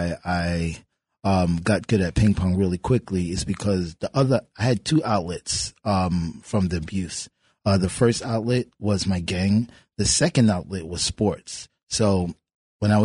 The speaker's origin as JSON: {"language": "English", "town": "New York City", "region": "New York", "country": "United States", "tie": "born or raised there", "said": "I grew up in Marble Projects in Brooklyn"}